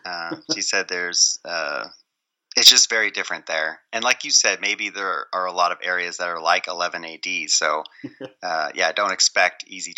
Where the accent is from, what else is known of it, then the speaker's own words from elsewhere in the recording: Michigan, United States; I grew up in Michigan, so I was able to just cross the border into Canada all the time